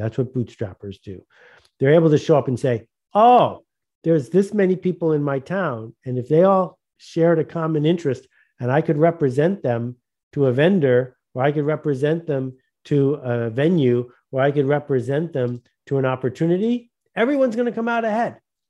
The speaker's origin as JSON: {"language": "English", "town": "Buffalo", "region": "New York", "country": "United States", "tie": "born or raised there", "said": "So, you know, I grew up near Buffalo, New York, and that was the home of Fisher Price"}